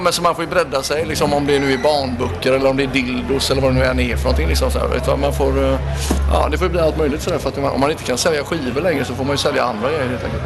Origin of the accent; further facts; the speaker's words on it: Gothenburg, Västra Götaland, Sweden; jag är ju från Göteborg